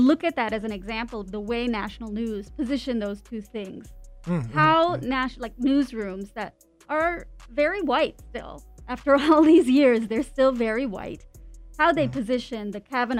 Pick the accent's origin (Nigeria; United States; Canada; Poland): Canada; my parents immigrated from India. I'm a Canadian who moved around all over the place.